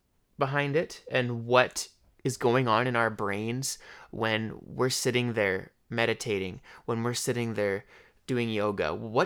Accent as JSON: {"language": "English", "town": "Leduc", "region": "Alberta", "country": "Canada", "tie": "born or raised there", "also_born_or_lived": "Edmonton", "said": "I like to embrace where I come from, like Leduc, Alberta. I was born in Edmonton, but I've lived my whole life in Leduc."}